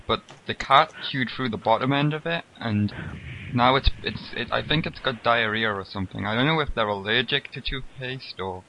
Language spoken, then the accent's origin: English; United Kingdom; I don't eat any because I'm British, so I don't use toothpaste.